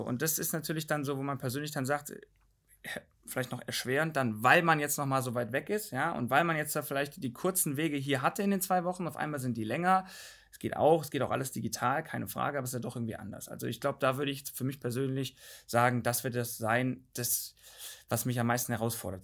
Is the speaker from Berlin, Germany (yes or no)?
no; North Rhine-Westphalia, Germany; also born or lived in Bavaria; now in Northern Germany; Ich äh, komme zu 50 Prozent eigentlich aus Bayern, also der Vater aus Bayern, bin aber in NRW aufgewachsen und wohne im Norden jetzt